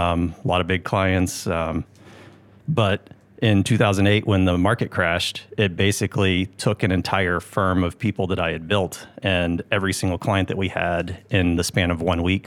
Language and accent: English; Augusta, Georgia, United States; moved away as an adult; also born or lived in California; I am from Augusta.